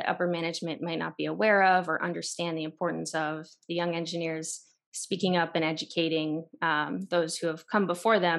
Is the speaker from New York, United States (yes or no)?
no; the Poconos, Pennsylvania, United States; moved away as an adult; also born or lived in Chicago / Denver; I grew up in the Poconos, kind of rural town